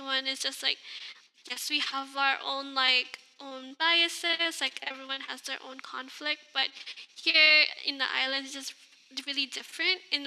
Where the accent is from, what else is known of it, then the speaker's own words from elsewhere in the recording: Hawaii, United States; Growing up in Hawaii